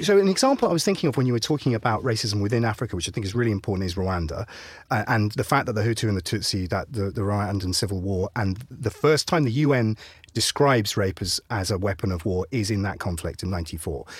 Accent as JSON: {"language": "English", "town": "Ipswich", "region": "East of England", "country": "United Kingdom", "tie": "born or raised there", "said": "I was raised in Ipswich."}